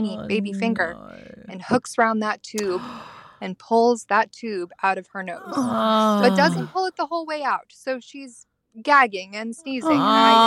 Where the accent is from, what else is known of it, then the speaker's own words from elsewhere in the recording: the most northeastern part of America, United States; I am a P from the States